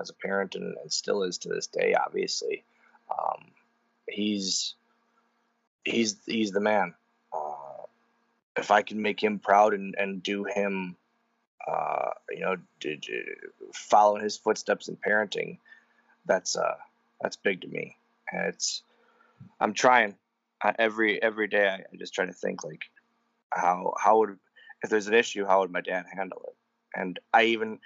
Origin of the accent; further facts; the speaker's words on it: Wisconsin, United States; I'm from Wisconsin